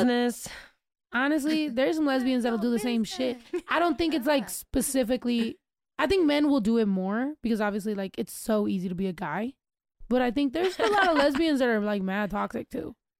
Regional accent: California, United States; I was born in Cali. Like I am a California person

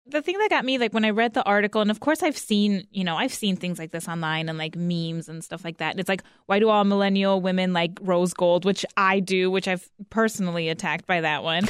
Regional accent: Northwest Indiana, United States; moved away; I grew up in Northwest Indiana, and so, like, we grew up with Italian beef sandwiches

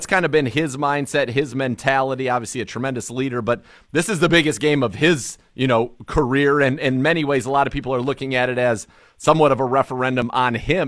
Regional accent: California, United States; And I grew up in the Bay Area. I'm a Niners guy.

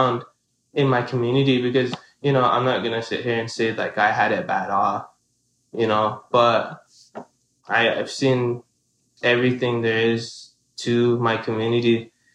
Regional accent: Kyle, South Dakota, United States; I am from Kyle, South Dakota, which is on the Ogallala Sioux Reservation

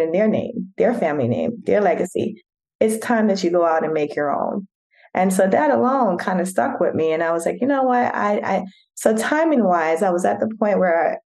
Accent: New York, United States; also born or lived in Jamaica; now in Atlanta, United States; I was born in Jamaica, but raised in New York and then now reside in Atlanta with my family.

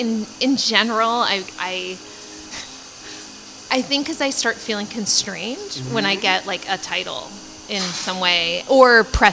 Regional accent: Cambridge, Massachusetts, United States; moved away as an adult; also born or lived in Washington, D.C. / New Orleans / Boston; now in San Francisco Bay Area, United States; I grew up in Cambridge, Massachusetts. And lived there until I went to college in D.C. And then I lived in New Orleans for a couple years, where I did Teach for America.

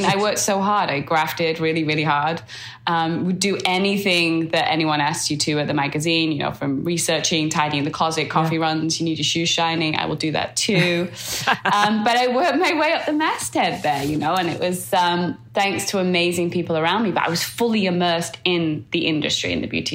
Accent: Manchester, North West England, United Kingdom; moved away; I grew up in Manchester in the UK, which is north of England.

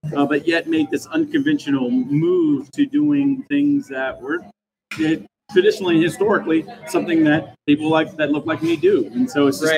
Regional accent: Kansas, United States; now in Gresham, United States; I'm from Kansas originally

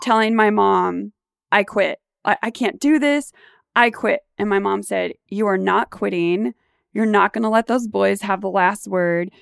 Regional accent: Garden Grove, California, United States; I was born and raised in Garden Grove

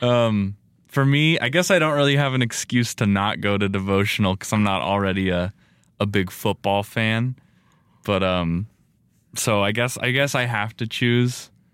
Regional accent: Las Vegas, Nevada, United States; I grew up in Vegas. That's my hometown

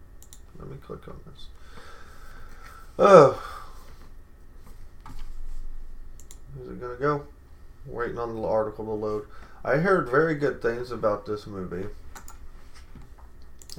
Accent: United States; we, as an American society

